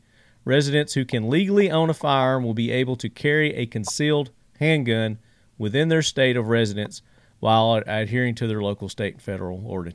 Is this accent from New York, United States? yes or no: no; Tennessee, United States; I'm from Tennessee